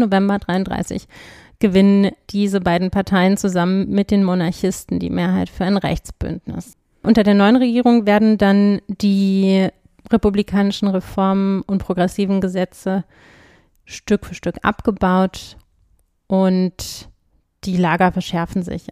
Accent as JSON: {"language": "German", "region": "Berlin", "country": "Germany", "tie": "born or raised there", "said": "Ich bin ja in Berlin aufgewachsen"}